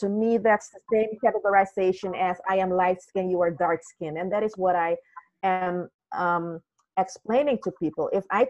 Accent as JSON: {"language": "English", "country": "Suriname", "said": "Originally, I'm from Suriname"}